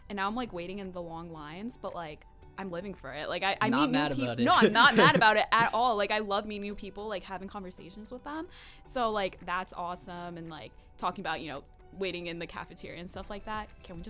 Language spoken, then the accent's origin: English; Westchester, New York, United States; moved away as an adult; now in Connecticut, United States; And I said I'm from New York, but it's like Westchester, close to Manhattan.